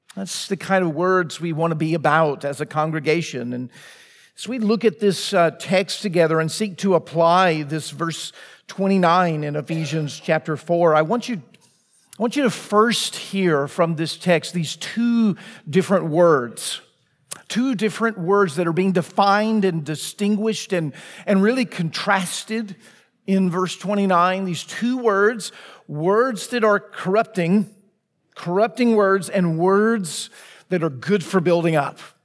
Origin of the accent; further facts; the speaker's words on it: Laurel, Mississippi, United States; now in Franklin, United States; my hometown, Laurel, Mississippi.